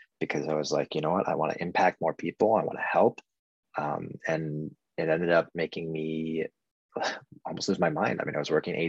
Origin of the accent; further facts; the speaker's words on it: Orange County, California, United States; also born or lived in Berkeley / Sonoma / San Luis Obispo / Los Angeles; now in San Diego, United States; I was born and raised in Orange County